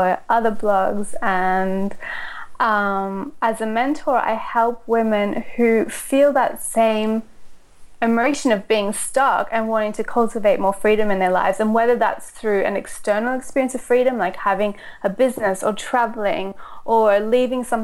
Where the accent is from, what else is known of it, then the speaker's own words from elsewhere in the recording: Australia; also born or lived in Austria; I was born in Austria. And when I was six, my mother married a German man and they moved to Australia.